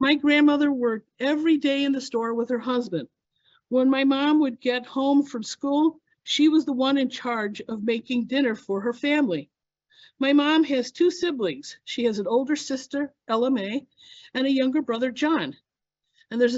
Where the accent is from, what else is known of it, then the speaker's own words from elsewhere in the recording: Illinois, United States; I was born and raised in Illinois